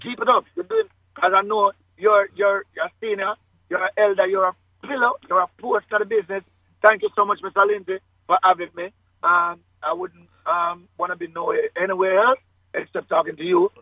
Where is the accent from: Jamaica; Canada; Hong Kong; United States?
Jamaica; Kingston; I was born in Victoria Jubilee Hospital, um, downtown Kingston